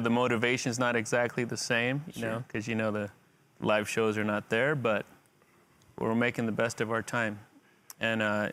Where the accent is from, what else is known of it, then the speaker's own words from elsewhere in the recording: Salinas, California, United States; Salinas' own brand, my hometown.